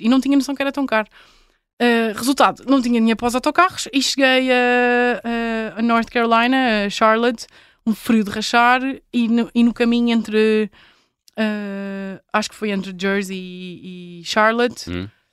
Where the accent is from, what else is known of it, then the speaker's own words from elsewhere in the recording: Portugal; enquanto portuguesa, enquanto europeia